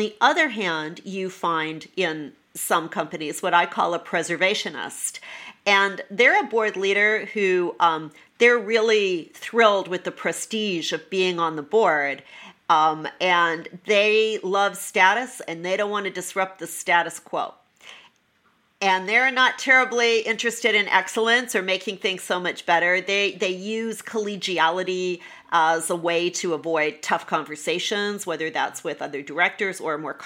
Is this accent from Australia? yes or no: no; Canada; moved away as an adult; also born or lived in New York, United States; I'm Canadian originally, and I lived in Canada until I was 40 when I was transferred to New York